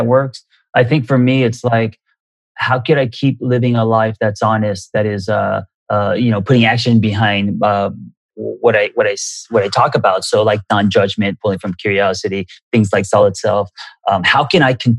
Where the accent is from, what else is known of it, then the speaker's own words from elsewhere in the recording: United States; also born or lived in Korea; growing up in America and trying to be cool and as an Asian American